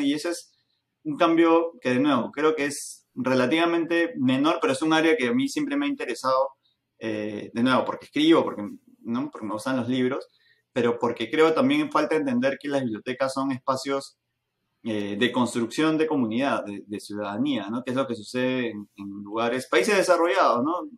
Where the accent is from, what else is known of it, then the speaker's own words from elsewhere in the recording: Lima, Peru; Siendo peruanos, siendo limeños en nuestro caso